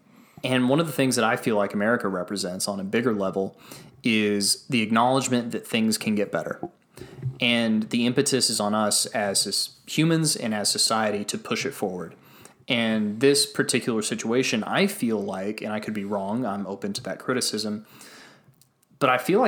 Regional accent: United States; that makes me feel good as an American

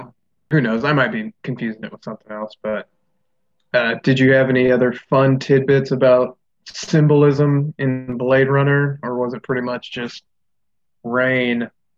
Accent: Laos; No, I'm from Laos.

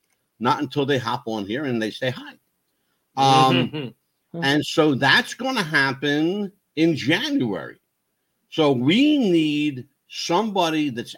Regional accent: East Coast, United States; This is called being born and bred on the East Coast.

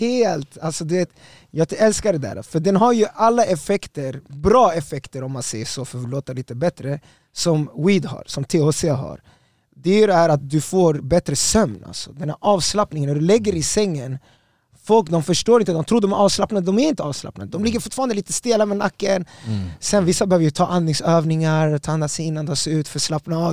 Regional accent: Stockholm, Stockholm County, Sweden; jag är från Östberga, jag är Östberga barn, jag är Östberga soldado

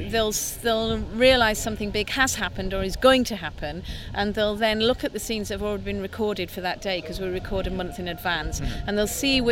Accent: the Northeast, North East England, United Kingdom; I come from the Northeast

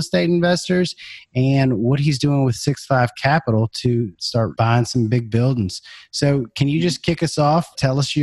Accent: Baton Rouge, Louisiana, United States; my hometown of Baton Rouge, Louisiana

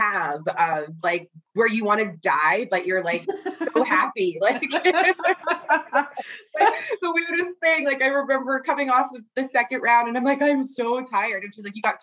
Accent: Thunder Bay, Ontario, Canada; now in Winnipeg, Canada; I grew up in Fort William First Nation

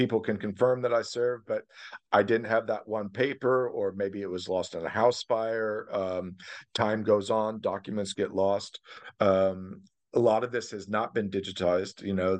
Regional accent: Germany; moved away as an adult; now in United States; So I grew up in Germany, didn't come to the United States until as an adult, until I joined with the military.

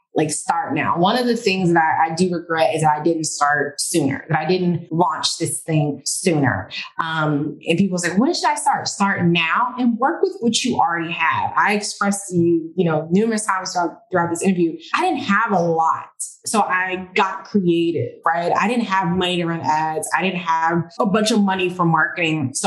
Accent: Washington, District of Columbia, United States; also born or lived in Maryland; now in Miami, United States; if anyone is in the Washington, DC area, that's my hometown

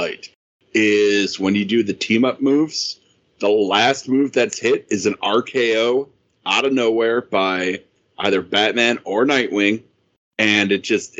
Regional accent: Kenosha, Wisconsin, United States; I'm from Kenosha.

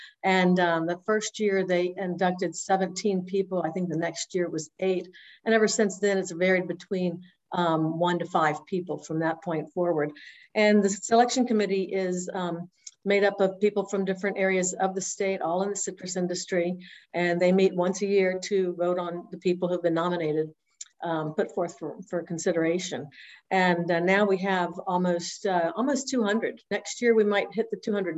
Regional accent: Winter Haven, Florida, United States; I grew up in Winter Haven

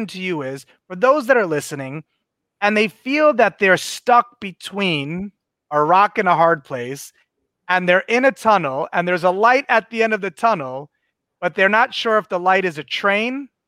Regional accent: New York City, New York, United States; I'm a New Yorker born, you know, like I am street smart.

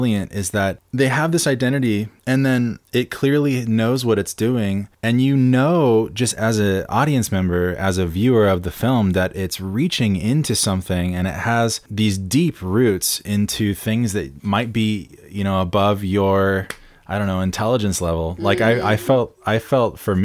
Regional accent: San Clemente, California, United States; my hometown in San Clemente

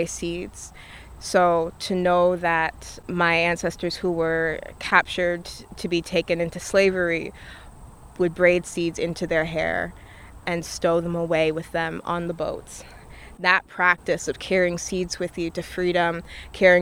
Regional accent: the North, United States; growing up in the North

